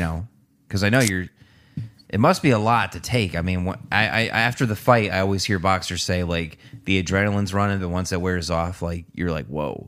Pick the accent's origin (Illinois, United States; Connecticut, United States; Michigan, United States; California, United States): Connecticut, United States; Newtown; moved away as an adult; also born or lived in Danbury, Connecticut; now in Brookfield, United States; I'm from Newtown. Went over to Danbury